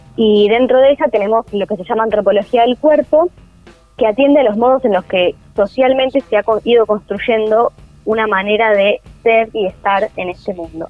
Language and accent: Spanish; Argentina; nosotros como argentinos